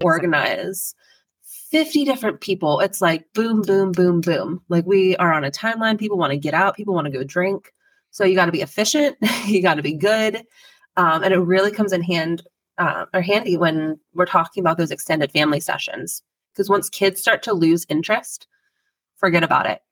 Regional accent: Pennsylvania, United States; I born and raised in Pennsylvania

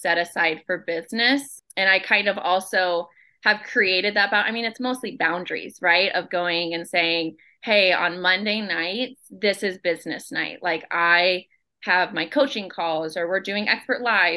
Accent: Omaha, Nebraska, United States; I am from Omaha, Nebraska

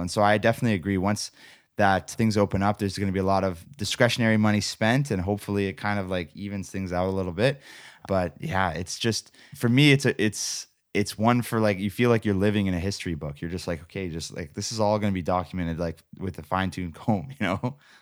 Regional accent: Canada; I love being a Canadian. I love this country.

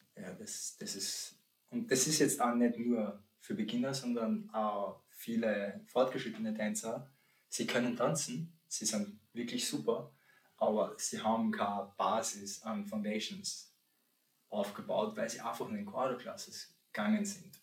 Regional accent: St. Pölten, Lower Austria, Austria; also born or lived in Poland; now in Vienna, Austria; ich bin um, ähm, aus Polen, wohne aber seitdem eher kleiner Bursche bin in, in Österreich, bin in St. Pölten aufgewachsen und wohne jetzt in Wien

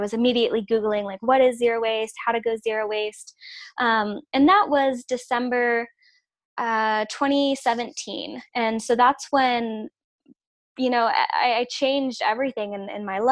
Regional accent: West Coast, United States; moved away; also born or lived in Georgia; it was actually when I moved away from the West Coast and I moved to Georgia

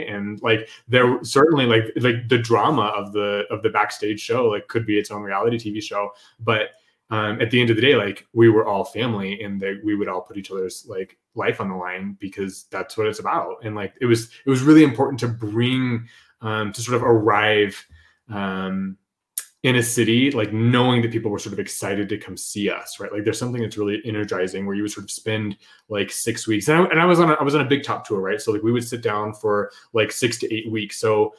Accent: Houston, Texas, United States; now in Las Vegas, United States; well, I'm from Houston, but I live in Vegas, even though we'd been there, you know, for years and years and years.

